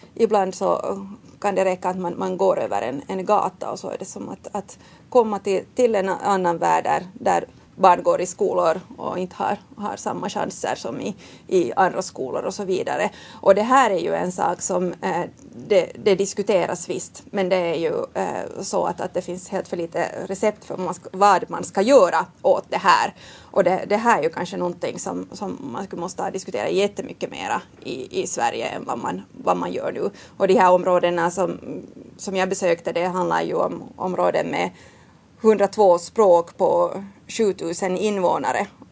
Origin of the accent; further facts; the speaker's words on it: Finland; moved away as an adult; now in Stockholm, Sweden; vi är från Finland